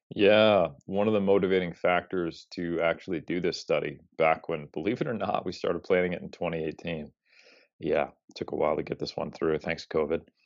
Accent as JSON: {"language": "English", "country": "United States", "said": "as an American"}